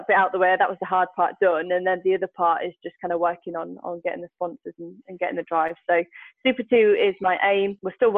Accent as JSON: {"language": "English", "country": "United Kingdom", "said": "I'm a girl from Britain"}